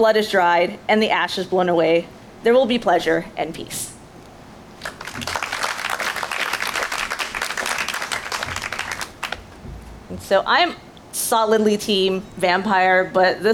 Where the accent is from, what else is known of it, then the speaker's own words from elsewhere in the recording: Grapevine, Texas, United States; English is a second language; now in Dallas, United States; my hometown school district is Grapevine Colleyville ISD